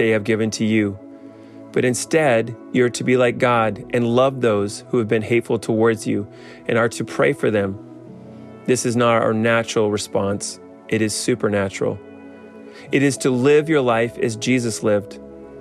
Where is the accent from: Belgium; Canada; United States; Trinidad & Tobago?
Canada; As a Canadian